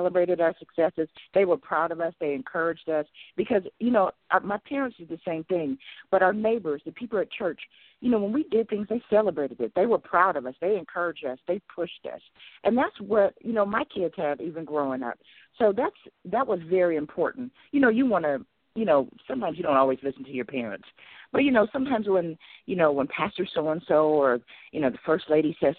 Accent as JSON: {"language": "English", "town": "Urbancrest", "region": "Ohio", "country": "United States", "tie": "born or raised there", "said": "I grew up right outside of Columbus in a small village called Urban Crest"}